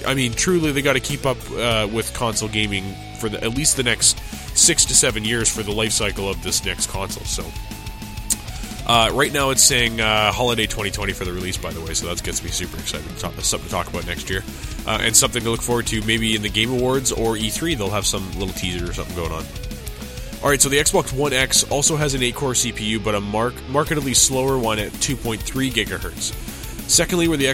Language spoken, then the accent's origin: English; Canada; I'm Canadian